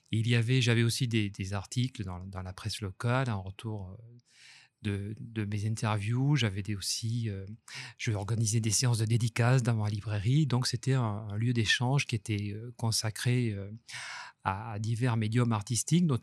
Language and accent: French; Nice, Provence-Alpes-Côte d'Azur, France; also born or lived in Toulouse; je suis un niçois d'adoption. J'ai des racines euh, toulousaines par mon père et égyptiennes par ma mère. Et puis, depuis, j'étais partagé dès l'enfance entre, entre Toulouse et Nice.